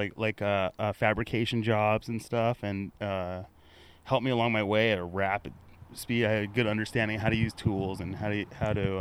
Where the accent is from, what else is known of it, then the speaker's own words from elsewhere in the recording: La Crescenta, California, United States; I was growing up in Southern California, in La Crescenta, California